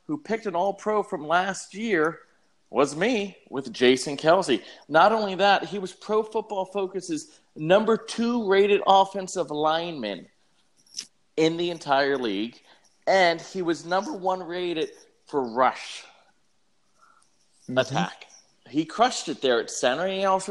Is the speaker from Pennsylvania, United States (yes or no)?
yes; Philadelphia, Pennsylvania, United States; we're from Philly, effing Philly